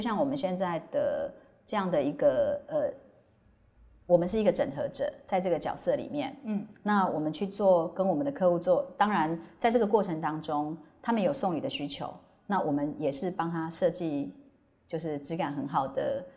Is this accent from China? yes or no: no; Hualien, Hualien County, Taiwan; moved away; 因为我是花莲人